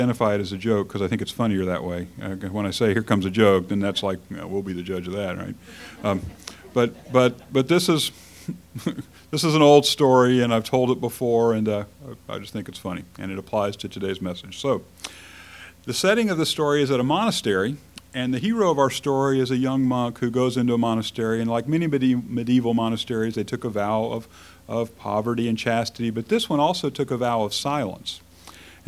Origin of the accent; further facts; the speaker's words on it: United States; As free Americans in the 21st century